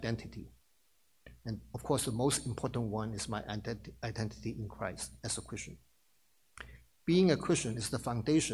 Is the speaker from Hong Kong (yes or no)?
yes; Hong Kong; moved away as an adult; now in New York, United States; I worked 2 years in my home country, Hong Kong, before I moved to New York.